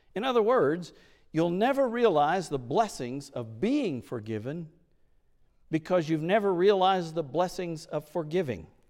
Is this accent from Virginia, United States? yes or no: no; Oklahoma, United States; moved away; I was in Oklahoma, in my hometown